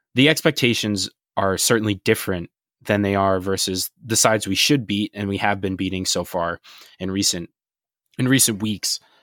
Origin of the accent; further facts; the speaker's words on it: United States; being from an American perspective